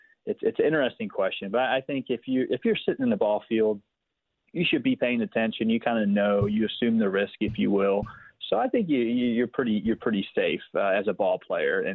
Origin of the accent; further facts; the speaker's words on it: Philadelphia, Pennsylvania, United States; I grew up in Philadelphia, the city of brotherly love